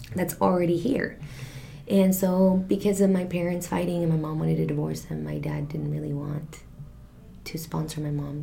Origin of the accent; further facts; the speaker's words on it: Santa Barbara, California, United States; also born or lived in Mexico City, Mexico; still very cultural and it's just kind of where I grew up